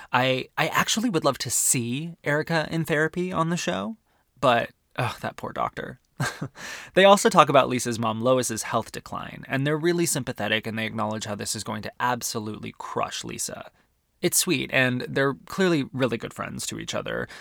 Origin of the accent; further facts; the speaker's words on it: Arizona, United States; I'm from Arizona